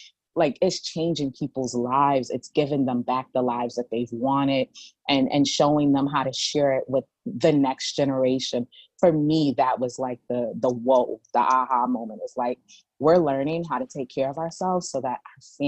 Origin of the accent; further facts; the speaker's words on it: New York City, New York, United States; I'm from the Bronx